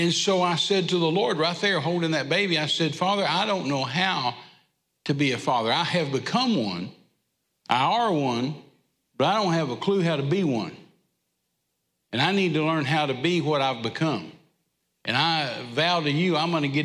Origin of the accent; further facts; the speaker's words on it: Texas, United States; we're from Texas. We're used to being hot